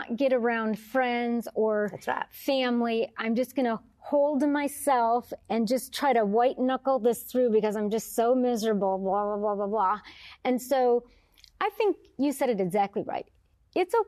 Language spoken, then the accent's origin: English; Detroit, Michigan, United States; I'm from Detroit